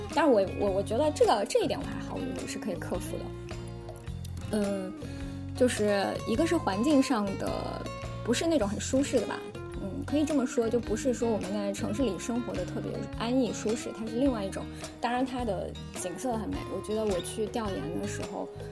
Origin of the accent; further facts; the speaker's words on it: Wuhan and Enshi, Hubei, China; 我在两个城市都成长生活过，就武汉跟恩施